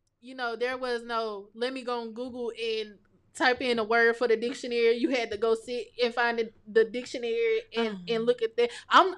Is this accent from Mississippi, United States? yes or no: yes; Greenwood, Mississippi, United States; moved away as an adult; also born or lived in Jackson, Mississippi; now in Starkville, United States; I grew up in the Delta, so most people would classify that as being the slums of the slums